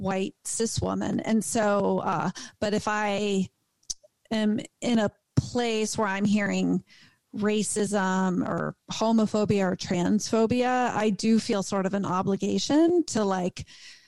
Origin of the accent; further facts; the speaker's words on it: East Coast, United States; moved away; I'm from the East Coast